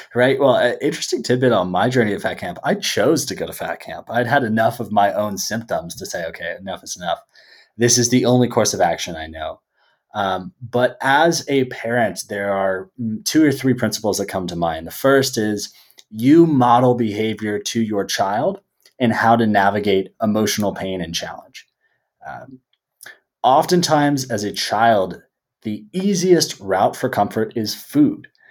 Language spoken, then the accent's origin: English; Bay Area, California, United States; living and growing up in the Bay Area